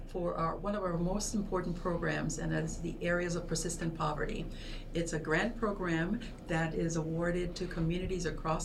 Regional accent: Panama; moved away as an adult; also born or lived in Peoria, Illinois / Chicago / Washington, D.C. / New York; now in United States; I'm originally from Panama

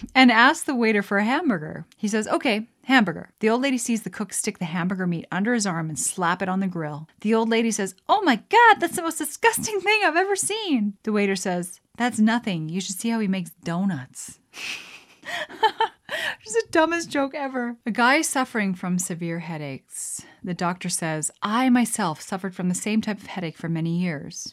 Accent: Canada; as a Canadian

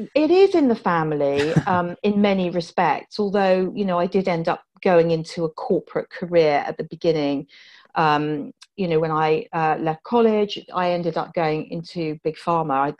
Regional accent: Poole, South West England, United Kingdom; moved away; I grew up in Poole in Dorset, just outside Poole in Dorset

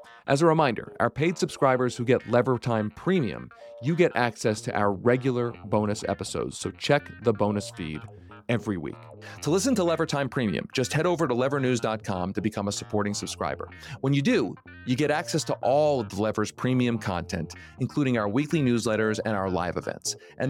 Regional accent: Pennsylvania, United States; Josh and I grew up in outside of Philadelphia.

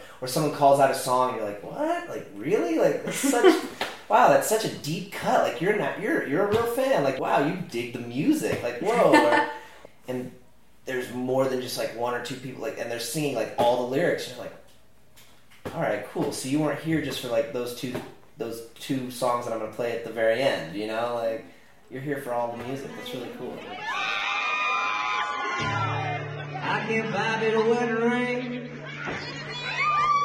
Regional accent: California, United States; I'm from California

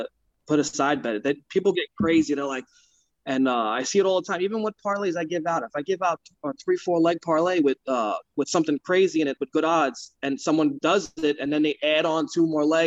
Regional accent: New York City, New York, United States; moved away as an adult; now in New Jersey, United States; I grew up in Brooklyn for 29 years

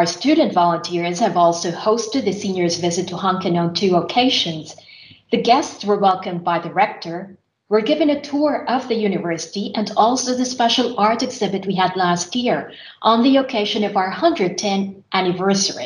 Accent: Philippines; moved away as an adult; now in Finland; since my university years back in my home country, which is the Philippines. While living in Finland

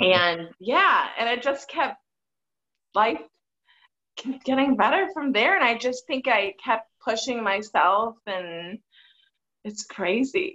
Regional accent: Michigan, United States; moved away; I come from a really hardworking family in Michigan, and mom and dad still live together in the same house that I go see them at when oh, I go to Michigan

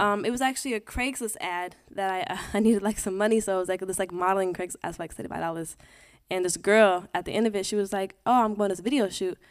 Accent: Portland, Oregon, United States; moved away as an adult; also born or lived in Los Angeles; now in New York, United States; I came from Portland

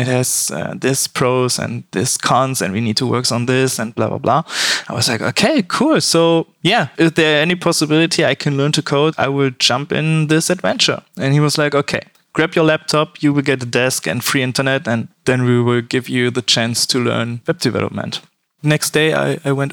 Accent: Cologne, North Rhine-Westphalia, Germany; I'm from Germany

